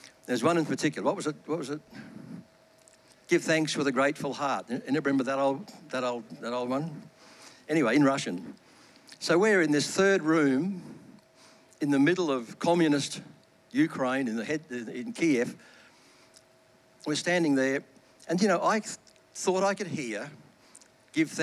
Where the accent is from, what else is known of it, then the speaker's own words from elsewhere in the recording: Australia; we are Australian